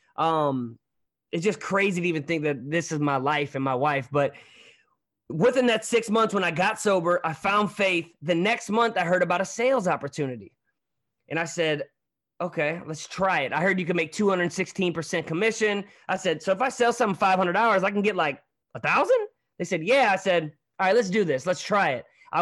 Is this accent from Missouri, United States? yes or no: yes; Hazelwood, Missouri, United States; also born or lived in Hollywood, California; I'm from St. Louis, but a little town called Hazelwood